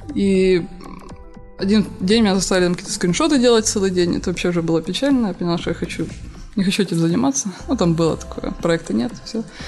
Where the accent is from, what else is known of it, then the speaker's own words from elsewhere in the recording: Horishni Plavni, Poltava Oblast, Ukraine; В Комсомольске, да, где, откуда я родом